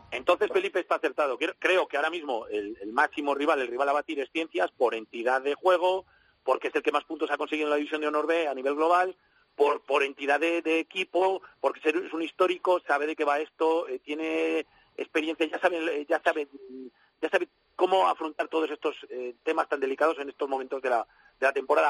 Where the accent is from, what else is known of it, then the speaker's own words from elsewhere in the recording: Valladolid, Castile and León, Spain; yo como soy de Valladolid